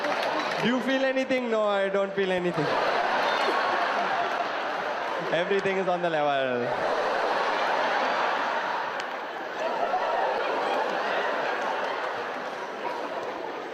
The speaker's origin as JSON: {"language": "English", "town": "Cape Town", "region": "Western Cape", "country": "South Africa", "said": "I'm from Cape Town"}